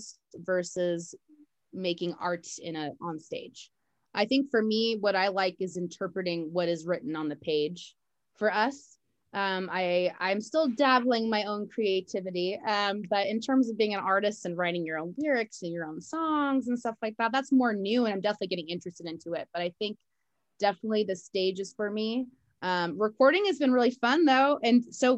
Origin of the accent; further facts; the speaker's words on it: Martinez, California, United States; also born or lived in Walnut Creek, California; I was born in Walnut Creek, California, and then mostly raised in Martina. So I've been a Bay girl my whole life.